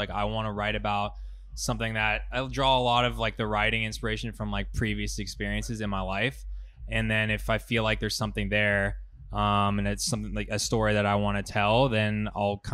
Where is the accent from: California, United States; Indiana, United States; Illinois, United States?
California, United States; San Francisco; that's my hometown festival